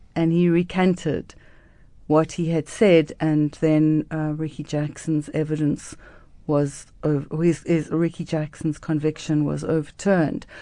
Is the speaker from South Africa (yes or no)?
yes; Cape Town, Western Cape, South Africa; I grew up in Cape Town in Newlands, which is a very cold, rainy, um, area.